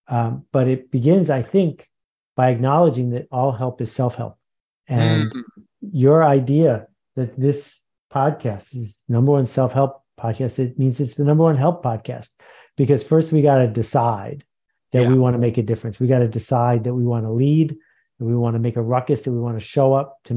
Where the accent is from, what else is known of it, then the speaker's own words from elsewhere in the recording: Buffalo, New York, United States; I grew up in Buffalo, New York.